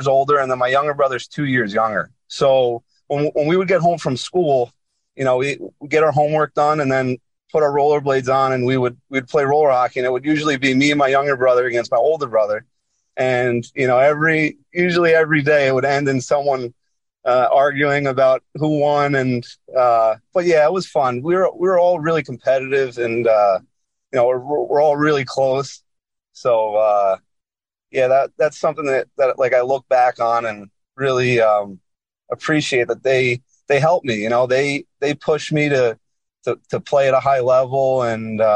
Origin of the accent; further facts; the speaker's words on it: Monroe Township, New Jersey, United States; So I am from Monroe, New Jersey, Monroe Township, New Jersey